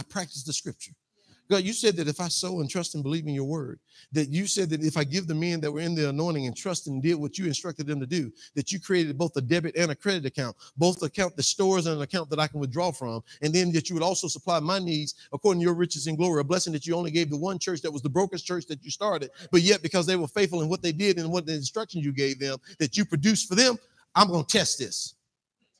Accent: Mississippi, United States; I grew up in Mississippi

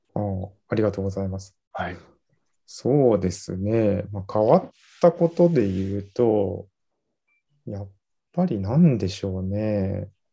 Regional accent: Nagahama, Shiga, Japan; moved away as an adult; also born or lived in Tokyo / Aichi; 私は出身が、まあ、長浜市で

